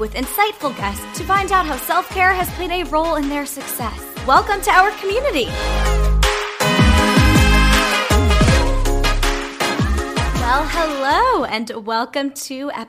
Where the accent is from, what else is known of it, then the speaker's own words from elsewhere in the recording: Long Island, New York, United States; also born or lived in New Orleans, Louisiana; now in New York City, United States; I grew up in Long Island, New York, and now I am, as I mentioned, in New York City